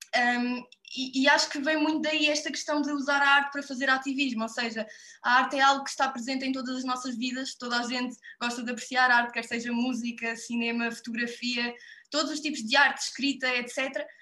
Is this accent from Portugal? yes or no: yes; Odemira, Alentejo, Portugal; eu sou de Odmira, na Costa Vicentina, e desde sempre que também cresci numa casa